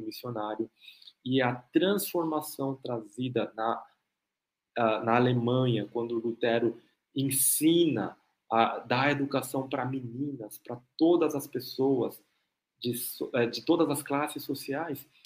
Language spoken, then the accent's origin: Portuguese; South Korea; eu sou coreano também